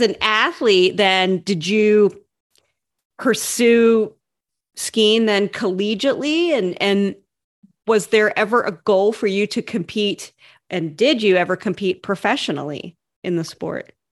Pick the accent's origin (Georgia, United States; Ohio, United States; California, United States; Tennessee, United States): Ohio, United States; I grew up in Ohio